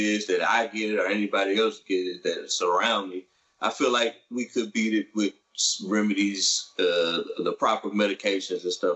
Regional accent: University City, Missouri, United States; growing up in University City, where we find out we are both from

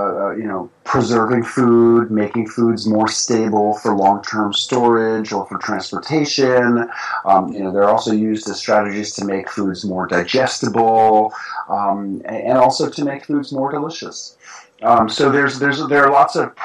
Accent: New York City, New York, United States; moved away as an adult; now in rural Tennessee, United States; as a kid growing up in New York City

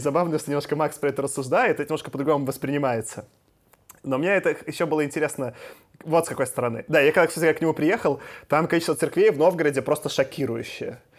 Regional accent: Minsk, Belarus; я из Минска

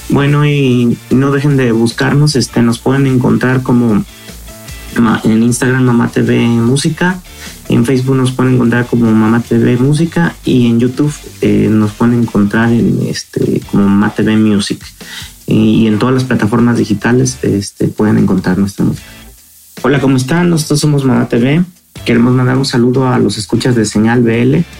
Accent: Morelia, Michoacán, Mexico; nosotros somos de Morelia, Michoacán.

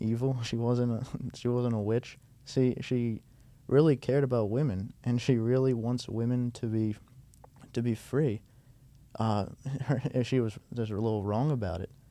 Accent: United States; I was from America

